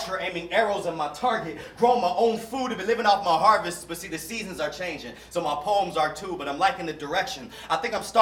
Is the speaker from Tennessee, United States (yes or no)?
no; Durham, North Carolina, United States; Born and raised in Durham, North Carolina, where I'm a North Carolinian